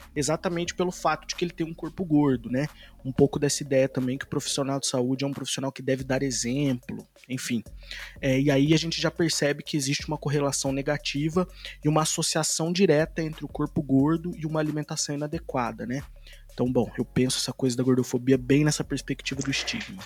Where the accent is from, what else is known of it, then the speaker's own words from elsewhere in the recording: Poços de Caldas, Minas Gerais, Brazil; also born or lived in Campinas; Eu sou mineiro, lá do sul de Minas, de Poço de Caldas